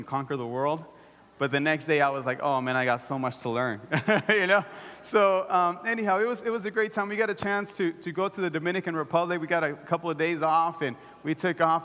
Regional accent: El Salvador; I'm Salvadorian.

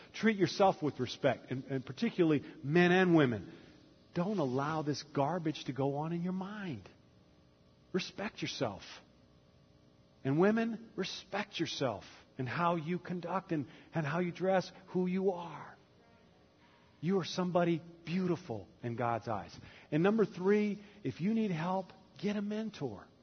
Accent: the South, United States; growing up in the South as a young man

